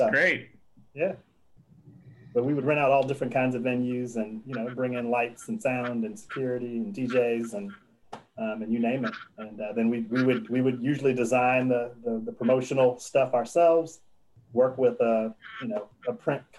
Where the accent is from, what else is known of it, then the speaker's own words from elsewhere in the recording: Oak Park, Illinois, United States; moved away; in a, a, town just outside of Chicago called Oak Park.